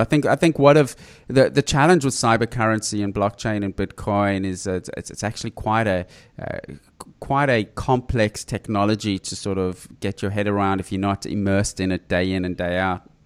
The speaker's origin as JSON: {"language": "English", "country": "South Africa", "tie": "born or raised there", "said": "I grew up in South Africa"}